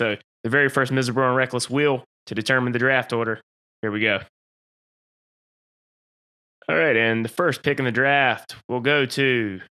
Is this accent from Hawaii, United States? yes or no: no; North Carolina, United States; But being a North Carolinian